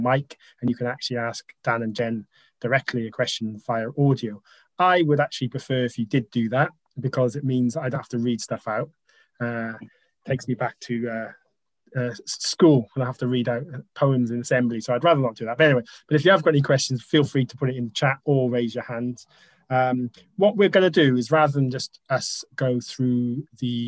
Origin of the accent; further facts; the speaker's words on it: Wales, United Kingdom; we're all Welsh